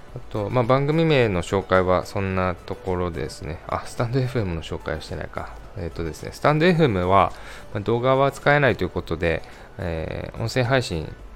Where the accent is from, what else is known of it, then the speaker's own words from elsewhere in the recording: Kansai, Japan; accent: Kansai dialect; 出身生まれは関西で今も関西に住んでいますなのでちょくちょく関西弁が出ますが、えー、関西出身なのでご容赦ください